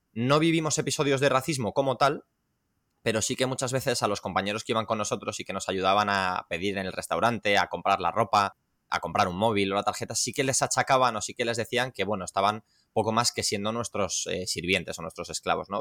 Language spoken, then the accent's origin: Spanish; Las Rozas, Community of Madrid, Spain; soy de Las Rozas, de, de, Madrid. Es que solo en Las Rozas, que es una ciudad con 100.000 habitantes, tenemos tres o cuatro clubes